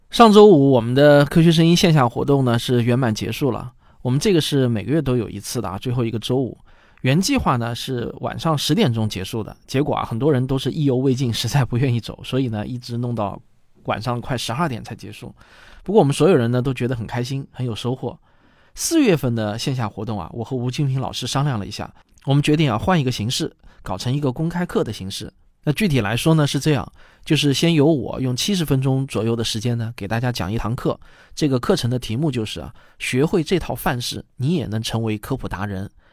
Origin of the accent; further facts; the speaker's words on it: China; 李万宝这个名字听着很像我们中国人的名字